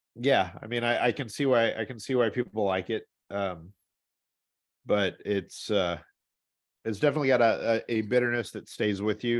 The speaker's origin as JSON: {"language": "English", "town": "St. Louis", "region": "Missouri", "country": "United States", "tie": "born or raised there", "moved": "yes", "said": "where I grew up in Saint Louis"}